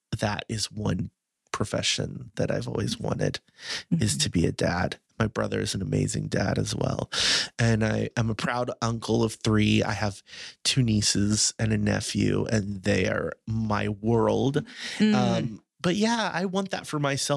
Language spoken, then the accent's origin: English; Fort Worth, Texas, United States; also born or lived in New York; I moved back from New York to Fort Worth